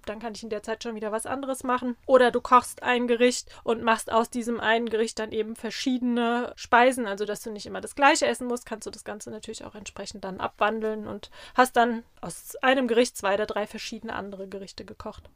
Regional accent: Rheinhessen, Rhineland-Palatinate, Germany; bei uns in Rheinhessen

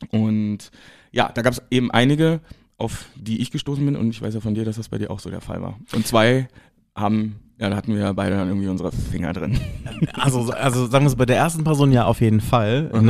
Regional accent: East Germany, Germany; moved away as an adult; now in Berlin, Germany; ich komme ja aus dem Osten. Ähm, da konnte ich mich aufgrund vieler Gegebenheiten äh, nicht outen. Ich habe das also sehr spät gemacht, mit 21, äh, genau zu dem, zu dem Zeitpunkt, als ich auch nach Berlin gezogen bin.

